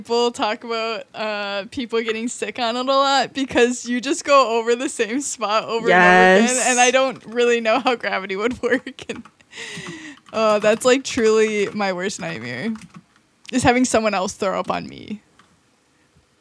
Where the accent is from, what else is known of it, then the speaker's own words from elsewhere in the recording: Wisconsin, United States; I'm from Wisconsin